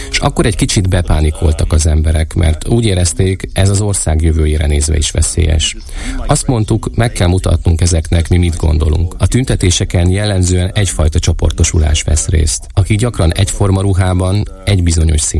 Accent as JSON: {"language": "Hungarian", "region": "Berlin", "country": "Germany", "tie": "born or raised there", "lives_now": "Munich, Germany", "said": "Münchenben, ahol tíz éve élek. Egyébként Berlinben nőttem fel."}